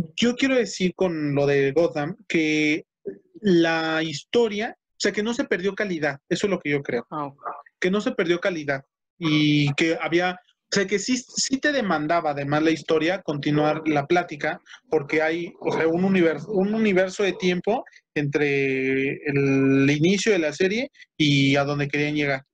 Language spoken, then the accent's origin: Spanish; Mexico; la mayoría de los estandoperos en nuestro país